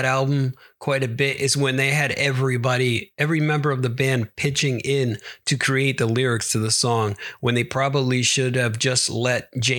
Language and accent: English; Sweden; I am not Norwegian. I am from Sweden.